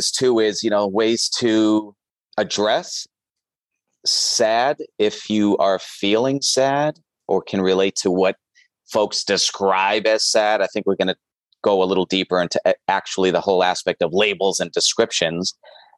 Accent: Northeast, United States; now in Chicago, United States; I grew up in the Northeast

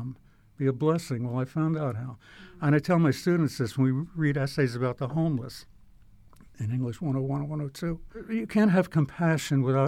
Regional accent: New Jersey, United States; I'm from North Jersey.

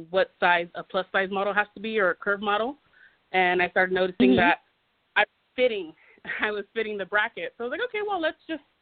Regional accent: California, United States; moved away as an adult; now in Nevada, United States; I am from California. I've lived in Nevada for the last

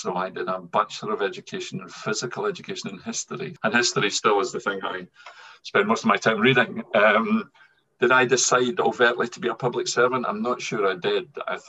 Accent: Scotland, United Kingdom; accent: Scottish; moved away as an adult; also born or lived in England / Wales; now in Edinburgh, United Kingdom; I'm pretty much very Scottish, as you can hear from my accent. So I've spent the vast majority of my career down south in England and Wales. I always said that I would never come back to Scotland because I enjoy living in England and Wales

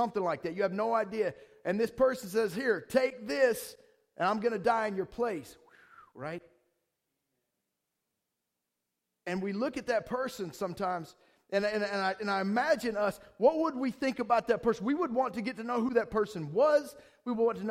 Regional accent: Georgia, United States; moved away; I'm from the South, from Georgia.

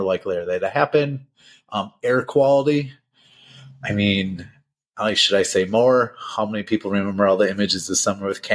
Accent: Minnesota, United States; The biggest city near enough, my hometown

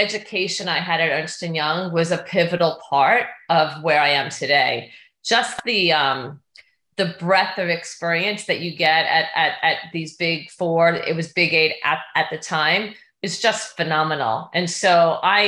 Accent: Long Island, New York, United States; moved away as an adult; now in Southern California, United States; I grew up in Long Island

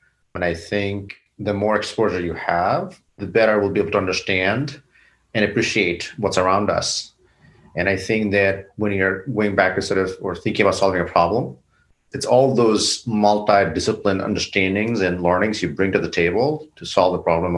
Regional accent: Bangladesh; now in United States; South Asia, where I grew up in Bangladesh

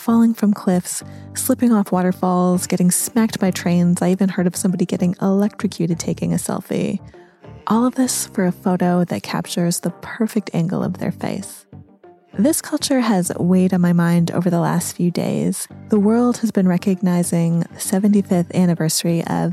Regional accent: United States; moved away as an adult; now in Folkestone, United Kingdom; I grew up in the U.S.

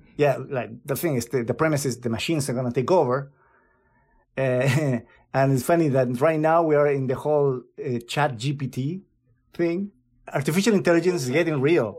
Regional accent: Chile; moved away; my home country

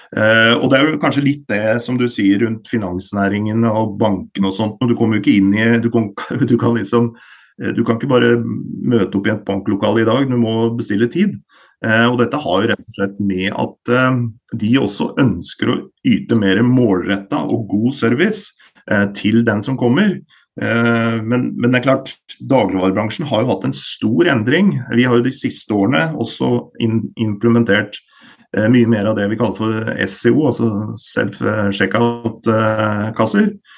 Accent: Elverum, Innlandet, Norway; Jeg er jo da fra Elverum. Eh, og vokste opp i denne bedriften

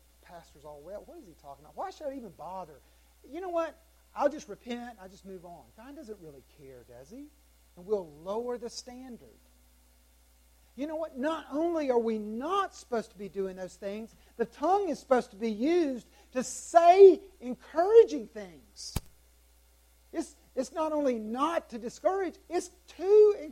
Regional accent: South Carolina, United States; I'm from South Carolina.

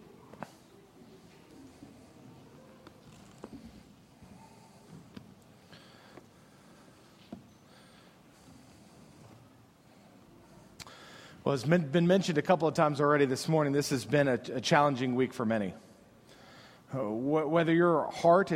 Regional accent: United States

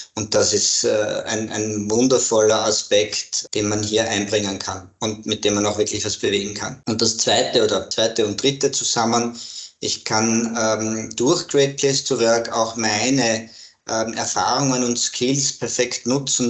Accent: Graz, Styria, Austria; now in Vienna, Austria; ich bin ein, ein Grazer. Mhm. bin in Graz geboren, lebe aber schon sehr, sehr lange in Wien

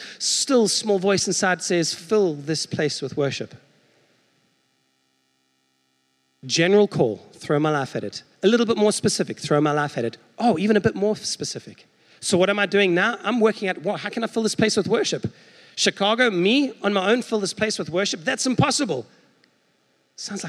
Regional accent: South Africa; now in United States; as a South African

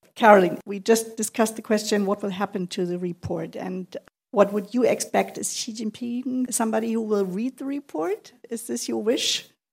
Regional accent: Kiel, Schleswig-Holstein, Germany; I'm almost Danish. I was born in Kiel.

